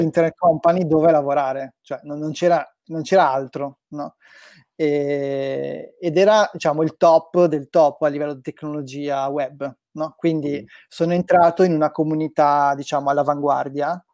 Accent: Brescia, Lombardy, Italy; moved away; io sono di Brescia originario, eh, mm-hmm. abitavo ancora a Brescia

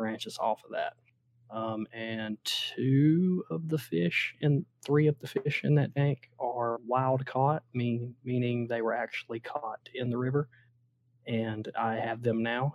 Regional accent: Southeast, United States; I'm from the Southeast, so you know, I'm a Georgia fan

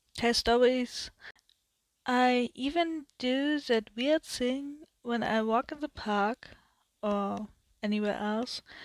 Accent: Germany; English is a second language; I'm from Germany, so my English is not that good

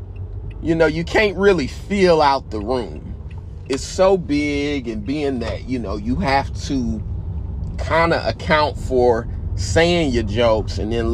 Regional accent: United States; accent: Indiana and Georgia mix; my accent's a little bit of Indiana and a little bit of Georgia, I think, mixed together.

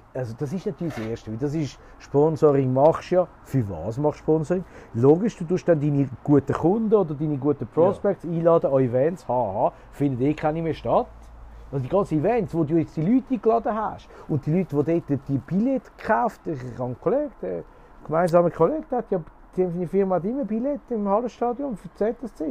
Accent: Switzerland; bei uns in der Schweiz

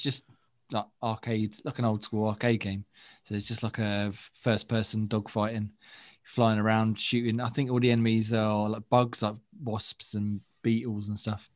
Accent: England, United Kingdom; accent: English; chavvy; our uh, English accents

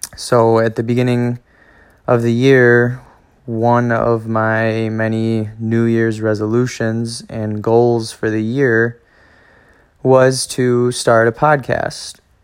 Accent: Spring Green, Wisconsin, United States; also born or lived in La Crosse, Wisconsin / Monona, Wisconsin; I grew up in Spring Green, Wisconsin

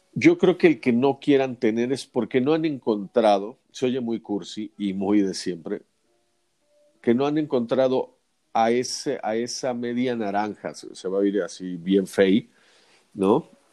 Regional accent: Mexico; somos los mexicanos

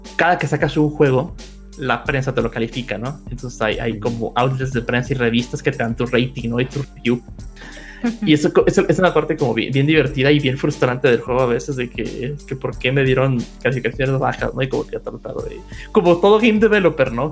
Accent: Mexico; viviendo y creciendo en México

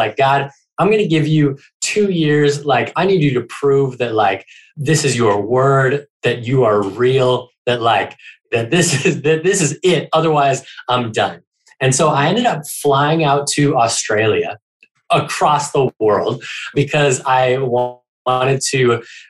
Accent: Minneapolis, Minnesota, United States; moved away; when I was a kid growing up in Minneapolis, Minnesota, in the snow, which we actually just moved back up here as well.

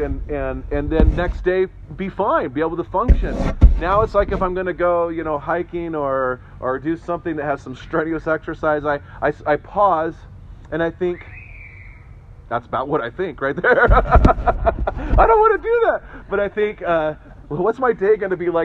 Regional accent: Northern California, United States; moved away; someone who grew up in Northern California

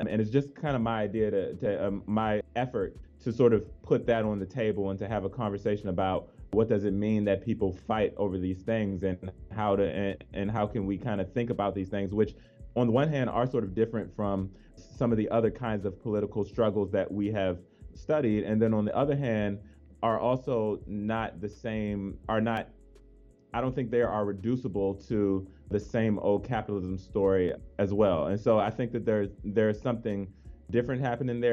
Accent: Washington, District of Columbia, United States; moved away; I grew up in the Washington D.C. area, both of my parents grew up in the Washington D.C. area

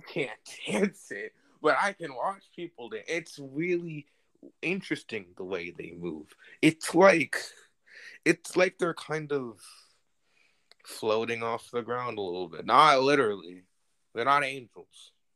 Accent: New Jersey, United States; I'm from New Jersey.

